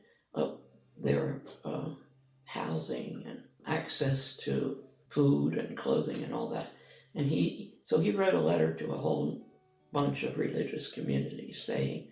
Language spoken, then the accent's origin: English; Philadelphia, Pennsylvania, United States; moved away as an adult; now in Apopka, Florida, United States; I was born in Philadelphia, Pennsylvania, and entered the religious community